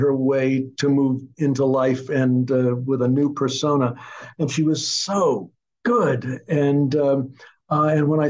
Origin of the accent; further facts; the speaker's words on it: Arkansas, United States; I was born in the South in Arkansas